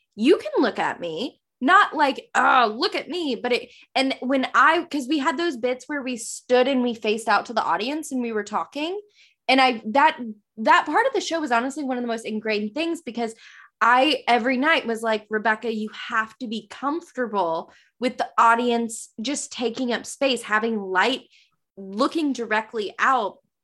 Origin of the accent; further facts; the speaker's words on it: the South, United States; accent: Southern; my Southern accent